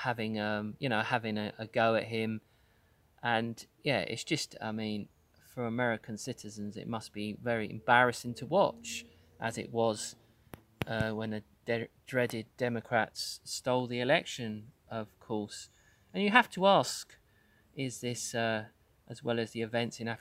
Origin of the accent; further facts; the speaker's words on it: United Kingdom; as a Brit